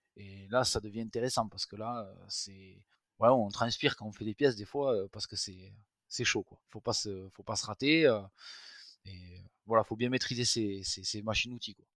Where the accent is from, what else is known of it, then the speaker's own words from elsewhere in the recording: Tarbes, Occitania, France; je suis natif de Tarbes, dans les Hautes-Pyrénées